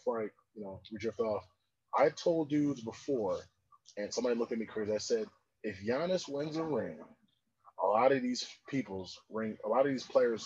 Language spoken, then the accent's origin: English; New York, United States; I'm from New York.